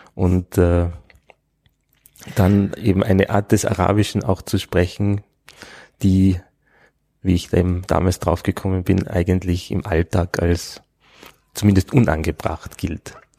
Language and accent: German; Innsbruck, Tyrol, Austria; also born or lived in Vorarlberg / Bregenz; now in Vienna, Austria; bin ich also eigentlich als ja nicht richtiger Tiroler in Innsbruck aufgewachsen